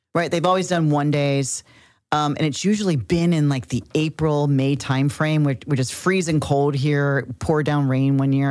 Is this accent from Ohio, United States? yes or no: yes; Cincinnati, Ohio, United States; We're from Cincinnati, I'm from Cincinnati, Ohio